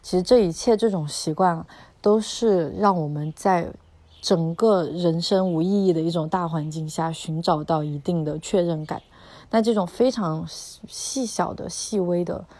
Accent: China; 因为我们中国人可能只有扫墓的时候，自己祭祀自己家，嗯，祖先或者是嗯去世的长者的时候才会去这样的地方

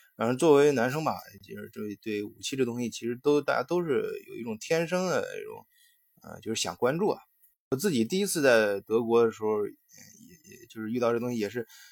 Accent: China; 我们中国人

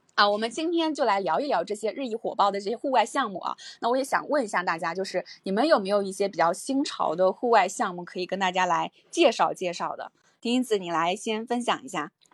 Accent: Jiangsu-Zhejiang, China; moved away; 我们江浙这个山也很多嘛

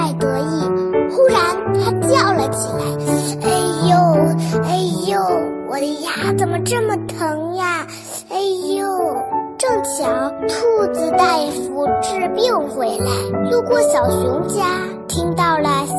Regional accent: Beijing, China; 我喜欢画画和英语，我来自北京，我五岁了，

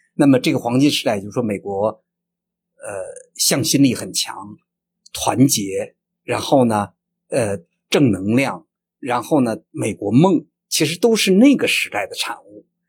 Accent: China; 这个著名的我们中国人熟知的陈纳德的呃夫人那个陈香梅

